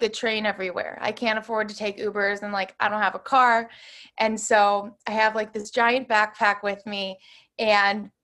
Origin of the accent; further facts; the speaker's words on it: Pittsburgh, Pennsylvania, United States; moved away as an adult; now in Brooklyn, United States; one of my very close friends that I grew up with in Pittsburgh